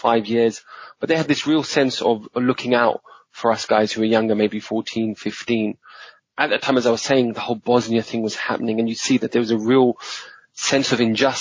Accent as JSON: {"language": "English", "region": "London", "country": "United Kingdom", "tie": "born or raised there", "also_born_or_lived": "Tooting", "said": "I was born and brought up in Streatham, which is not far"}